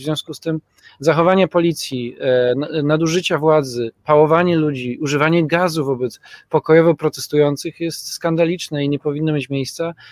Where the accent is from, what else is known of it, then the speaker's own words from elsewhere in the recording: Poznań, Greater Poland, Poland; u nas w Poznaniu